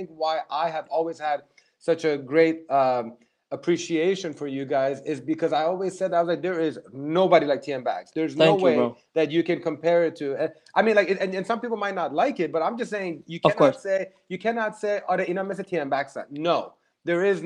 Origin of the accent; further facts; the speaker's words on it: Germany; I was born and raised in Germany